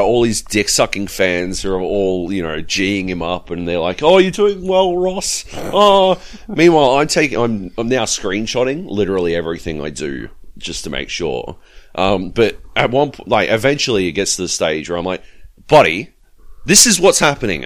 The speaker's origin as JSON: {"language": "English", "country": "Australia", "said": "Actually, I am Australian"}